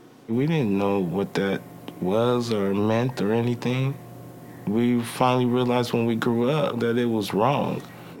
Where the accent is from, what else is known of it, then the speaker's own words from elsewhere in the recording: Oakland, California, United States; Growing up in Oakland for Joseph and I was really, really tough and bad. We lived in a foster home.